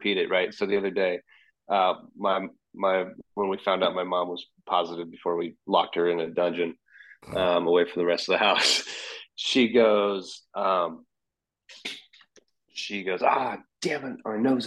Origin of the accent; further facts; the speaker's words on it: Anaheim, California, United States; moved away; I was born in Anaheim, so I spent all my time at Disneyland and Universal and Knott's Berry Farm